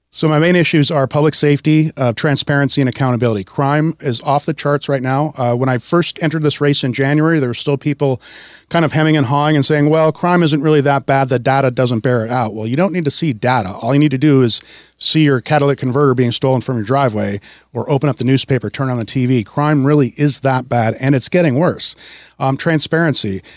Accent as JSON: {"language": "English", "region": "Wisconsin", "country": "United States", "tie": "born or raised there", "also_born_or_lived": "Washington", "moved": "as an adult", "lives_now": "Snohomish County, United States", "said": "I grew up in Wisconsin. I moved out to Washington in 1996."}